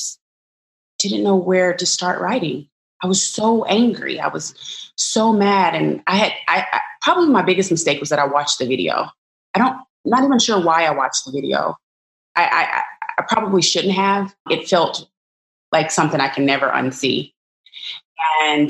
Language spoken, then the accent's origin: English; Arkansas, United States; I'm a Black woman of mathematics from the South. I'm from Arkansas